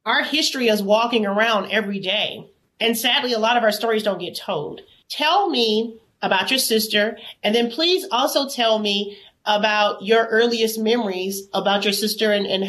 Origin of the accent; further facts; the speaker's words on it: Birmingham, Alabama, United States; So I live in Birmingham, Alabama. I grew up in Birmingham, Alabama.